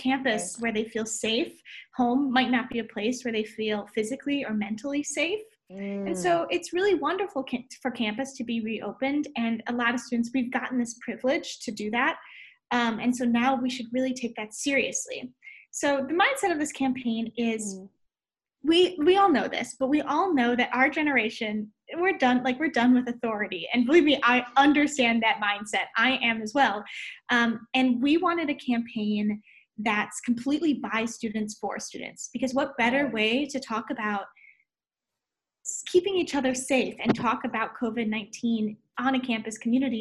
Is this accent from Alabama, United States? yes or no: no; Ann Arbor, Michigan, United States; I'm from Ann Arbor, Michigan.